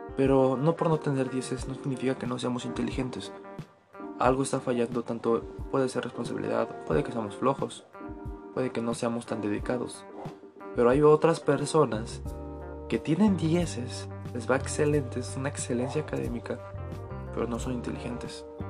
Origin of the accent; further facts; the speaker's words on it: Ixmiquilpan, Hidalgo, Mexico; yo soy de Ixmiquilpan, Hidalgo.